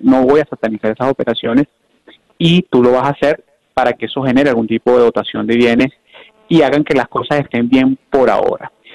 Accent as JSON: {"language": "Spanish", "country": "Venezuela", "said": "los venezolanos que todavía estamos acá"}